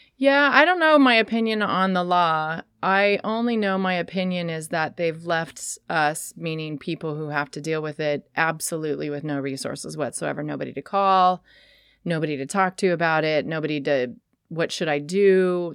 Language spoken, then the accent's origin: English; Sacramento, California, United States; also born or lived in San Francisco / Portland; now in Astoria, United States; I grew up in Sacramento.